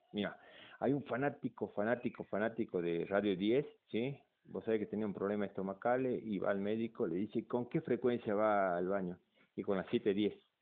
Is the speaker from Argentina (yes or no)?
yes; Salta, Argentina; also born or lived in Buenos Aires; nací en Buenos Aires y me vine acá a los cuatro años a, vivir vivir, desde los y 43 años estoy acá en Salta